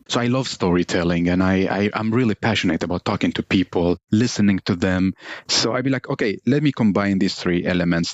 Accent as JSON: {"language": "English", "town": "Baghdad", "region": "Baghdad Governorate", "country": "Iraq", "tie": "born or raised there", "also_born_or_lived": "Helsingborg, Sweden", "second_language": "English", "moved": "yes", "lives_now": "Sweden", "said": "I was born 1993 in Iraq, Baghdad"}